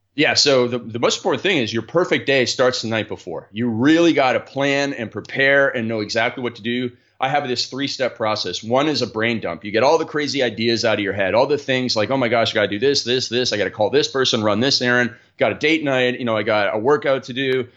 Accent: Canada; I grew up in Canada where we play a lot of ice hockey

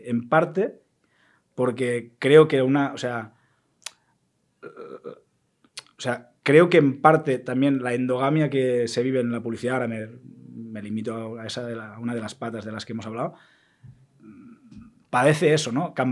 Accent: Catalonia, Spain; soy, muy catalán en eso

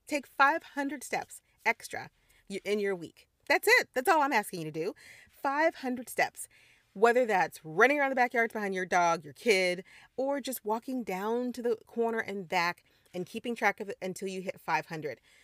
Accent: Missouri, United States; moved away; also born or lived in Caribbean; I'm a Midwestern girl, I grew up in Missouri

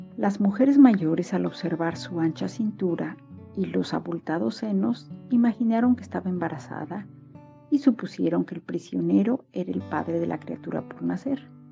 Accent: Mexico; now in Berlin, Germany; Soy mexicana, vivo en Berlín

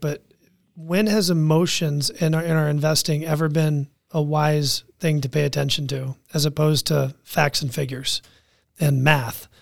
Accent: Washington, D.C. area, Northern Virginia, United States; I grew up in Washington, D C area, Northern Virginia, around politics

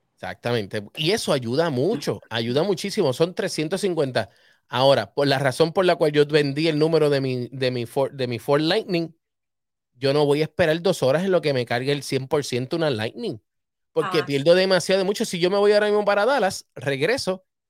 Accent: Humacao, Puerto Rico; desde Los Rosales, donde yo nací, en Humacao.

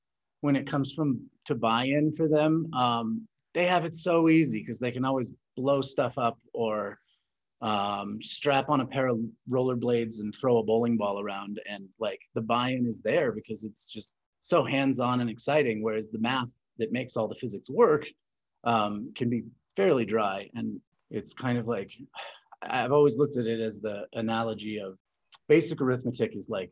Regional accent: Colorado, United States; Born and raised in Colorado.

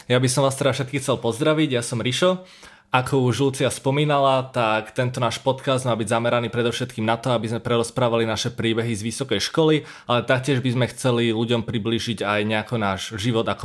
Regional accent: Bratislava, Bratislava Region, Slovakia; ja s Rebekou sme z Bratislavy

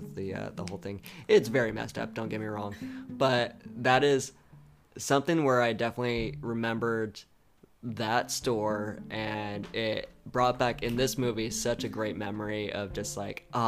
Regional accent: Southern California, United States; we're from Southern California, very close to Disneyland

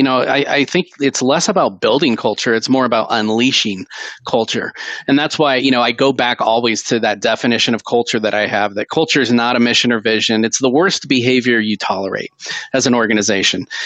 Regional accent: Seattle, Washington, United States; I grew up in Seattle

